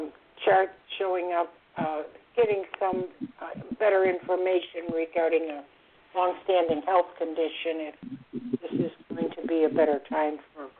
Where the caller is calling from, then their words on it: Florida, United States; I'm calling from Florida.